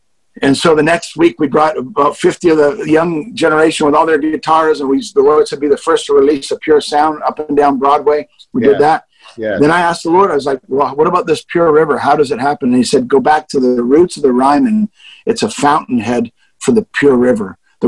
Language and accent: English; Canada; now in Nashville, United States; And I've been here since 86. I moved to Nashville from Canada originally.